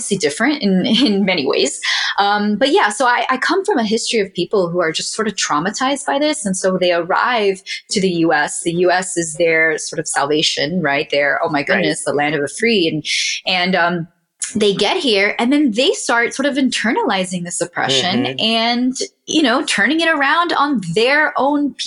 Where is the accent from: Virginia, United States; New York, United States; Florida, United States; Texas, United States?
Florida, United States; Miami; moved away; also born or lived in New Orleans; I am Cuban American, born and raised in Miami, Florida